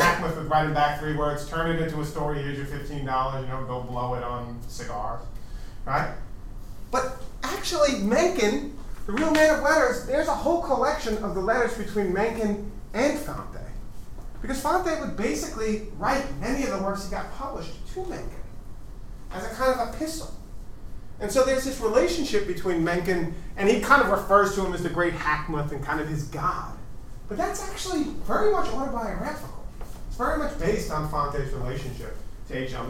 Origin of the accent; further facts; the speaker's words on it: East Coast, United States; moved away as an adult; also born or lived in Los Angeles; as an East Coaster going